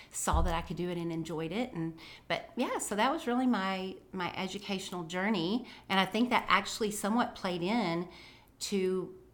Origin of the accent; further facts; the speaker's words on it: Tennessee, United States; born there; also born or lived in Texas / Alabama; and then to Texas, and back to Alabama, and then back to Texas. So, and I was born in Tennessee. So pretty much Southern through and through.